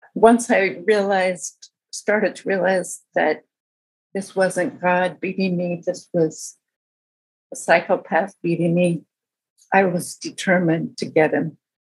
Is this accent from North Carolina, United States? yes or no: no; outside of Berkeley, California, United States; I grew up outside of Berkeley